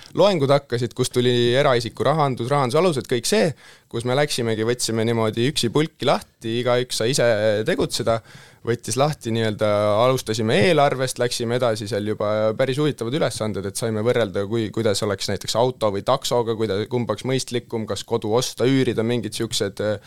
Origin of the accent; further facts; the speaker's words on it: Tallinn, Harju County, Estonia; olen tudeng, tulen Tallinnast